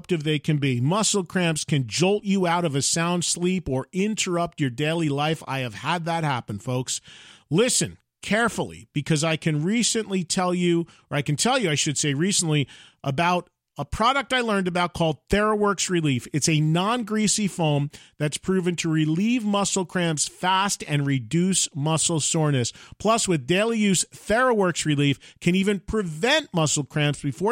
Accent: New Jersey, United States; my hometown in Jersey

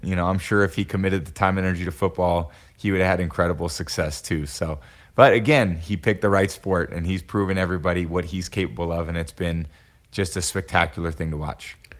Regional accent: Bay Area, California, United States; moved away as an adult; also born or lived in Boston; growing up in the Bay Area, NorCal kid, you know, I grew up with the Niners as my team

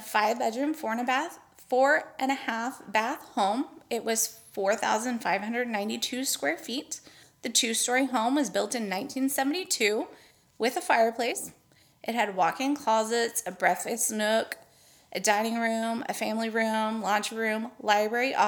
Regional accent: Texas, United States; We're just from Texas

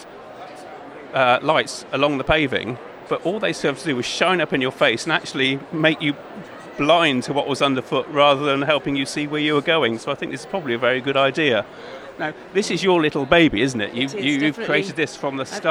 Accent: the Cotswolds, South West England, United Kingdom; I'm from the Cotswolds

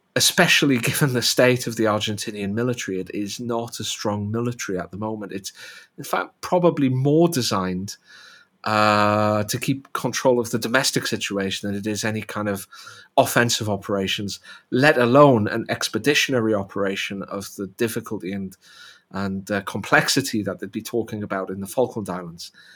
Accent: United Kingdom; I'm British

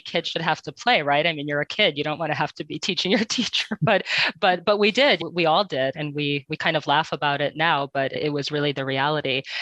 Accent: Connecticut, United States; first language Ukrainian; English is a second language; I grew up in Connecticut.

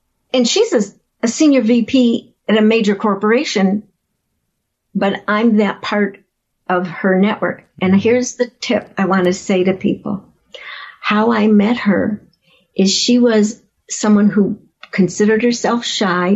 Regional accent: Chicago, Illinois, United States; I grew up in Chicago

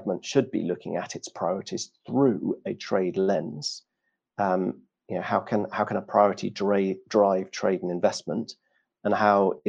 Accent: United Kingdom; as a Brit abroad

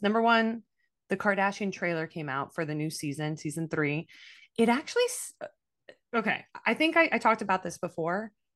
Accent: Miami, Florida, United States; I'm from Miami

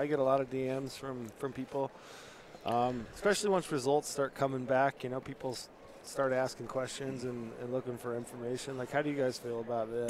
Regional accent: Utah, United States; in Utah, my home state

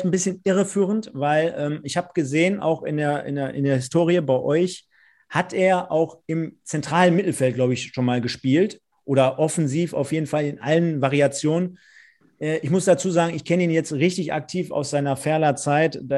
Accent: Germany; born there; Also, ich bin in Deutschland geboren und ich bin deutscher Staatsbürger.

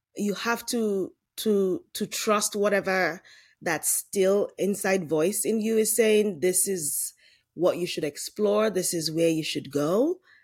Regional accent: Lagos, Nigeria; moved away as an adult; now in United States; I grew up in Lagos, Nigeria

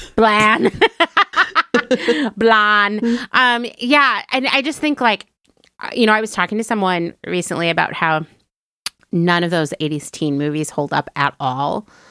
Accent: Pennsylvania, United States; where I grew up in Pennsylvania

